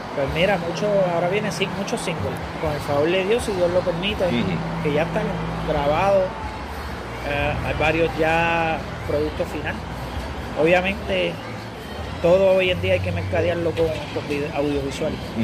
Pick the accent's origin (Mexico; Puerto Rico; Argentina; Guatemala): Puerto Rico; San Lorenzo; de donde yo soy, de San Lorenzo